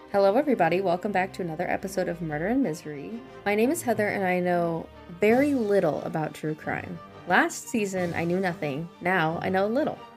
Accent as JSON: {"language": "English", "region": "Missouri", "country": "United States", "said": "I'm from Missouri, and when you live in Missouri, your family goes there on trips"}